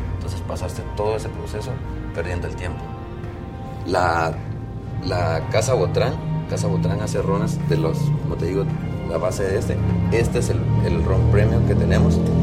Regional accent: Santa Rosa, Guatemala; moved away; soy de Santa Rosa

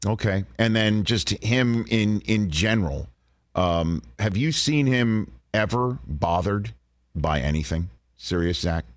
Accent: New York City, New York, United States; accent: New York; moved away; my hometown of Staten Island, New York

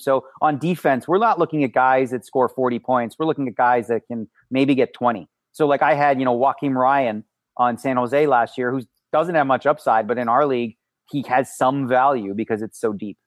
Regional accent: Toronto, Ontario, Canada; moved away as an adult; now in Las Vegas, United States; Well, I guess my hometown would be Toronto, but I do live in Las Vegas for the last twenty years

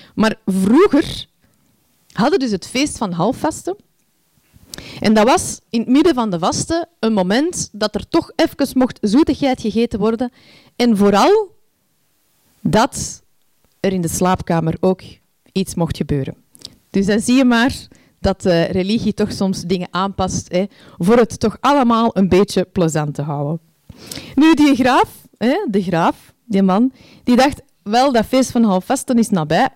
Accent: Antwerp, Flanders, Belgium; moved away as an adult; zes jaar geleden verhuisden wij terug naar, naar mijn thuisstad Antwerpen.

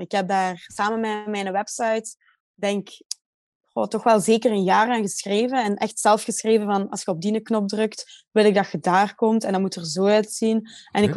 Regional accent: Waasland, Flanders, Belgium; also born or lived in Ghent; ik ben geboren in Gent, maar ik bedoel, wel opgegroeid in het Waasland

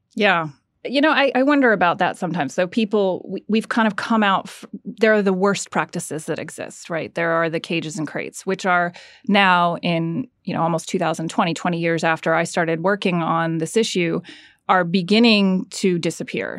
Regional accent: Florida, United States; moved away; also born or lived in London, United Kingdom / Georgia, United States; I grew up in Florida

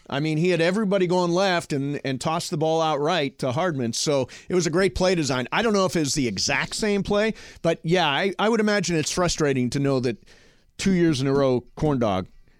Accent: Ohio, United States; when I was growing up in Ohio.

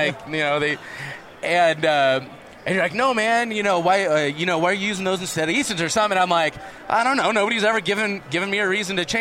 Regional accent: California, United States; moved away; I'm from California

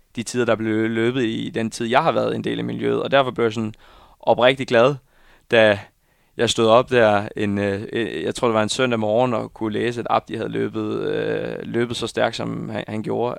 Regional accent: Viborg, Central Denmark Region, Denmark; now in Copenhagen, Denmark; jeg skal holde jul hjemme i Viborg

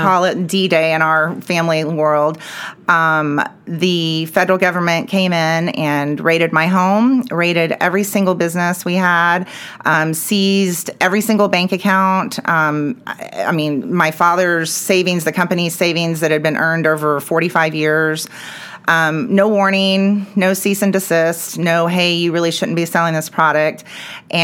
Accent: Dallas, Texas, United States; also born or lived in Clifton, Texas; But Dallas was always home. We always had a place here. My parents worked here. And so I spent a lot of time in Dallas and came right back up here after I graduated

